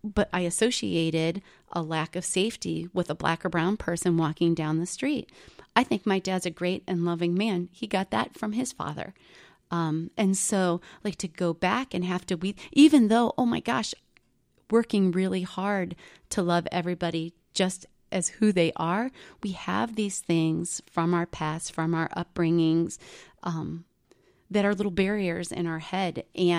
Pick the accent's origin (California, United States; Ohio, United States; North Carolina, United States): Ohio, United States; Akron; I grew up outside of Akron, Ohio